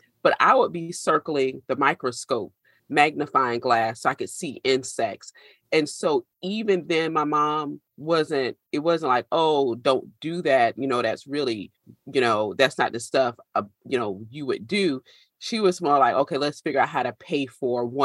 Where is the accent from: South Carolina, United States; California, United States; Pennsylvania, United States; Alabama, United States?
South Carolina, United States; it was 1989, September 21st, a Category 5 hurricane named Hugo hit the state of South Carolina. And we lived just far enough inland